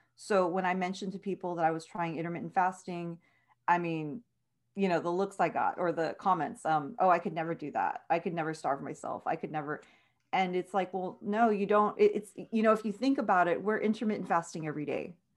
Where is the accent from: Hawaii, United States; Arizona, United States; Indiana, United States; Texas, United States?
Texas, United States; Edinburg; born and raised in Edinburgh, Texas